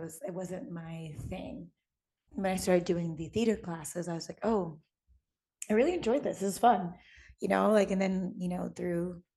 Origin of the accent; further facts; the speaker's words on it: Midwest, United States; I'm from the Midwest